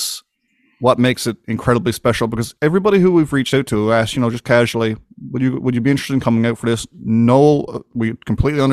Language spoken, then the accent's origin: English; Newport, Newfoundland and Labrador, Canada; I grew up just like any other kid in Newport, Newfoundland.